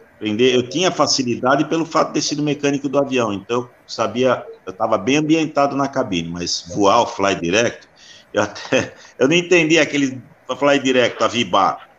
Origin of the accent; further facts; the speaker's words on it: São Paulo, Brazil; Nasci aqui na Moca, moro na casa onde eu nasci até hoje